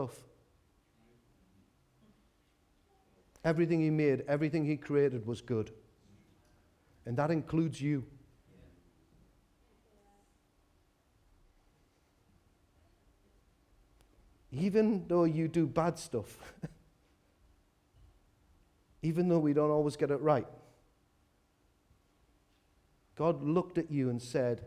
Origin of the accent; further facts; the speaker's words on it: Newcastle upon Tyne, North East England, United Kingdom; I was from Walker